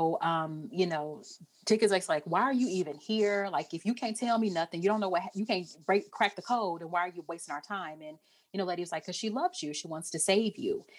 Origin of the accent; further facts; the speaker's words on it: Texas, United States; I'm from Texas